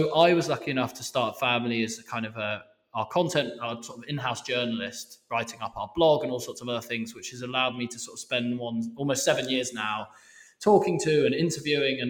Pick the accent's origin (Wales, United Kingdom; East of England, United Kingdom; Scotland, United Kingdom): East of England, United Kingdom; Harpenden; now in Copenhagen, Denmark; Born and bred. I was born on Cowper Road.